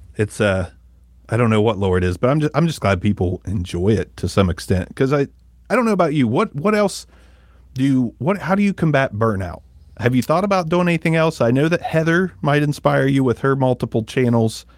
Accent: Ohio, United States; growing up in Ohio

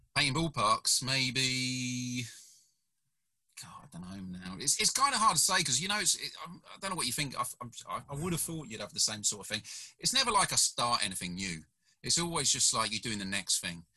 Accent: United Kingdom; also born or lived in South Korea; I'm a British fella

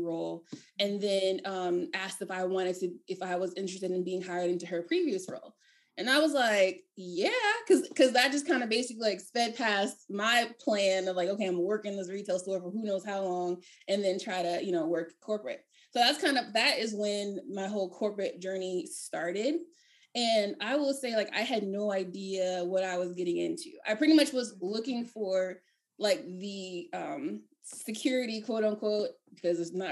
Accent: Maryland, United States; moved away as an adult; also born or lived in Philadelphia, Pennsylvania; I'm from Maryland

